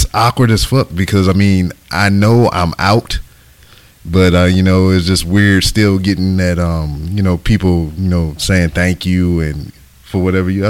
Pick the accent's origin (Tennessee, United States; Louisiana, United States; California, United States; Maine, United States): Louisiana, United States; Lake Charles; moved away as an adult; also born or lived in Texas; now in Houston, United States; I lived in Louisiana all the way up until I was 18, and I joined the military